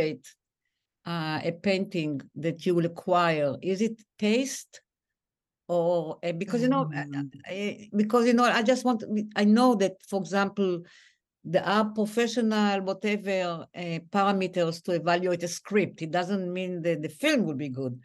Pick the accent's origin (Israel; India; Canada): Israel; Tel Aviv, Tel Aviv District; I grew up there. I grew up in Square Dizengoff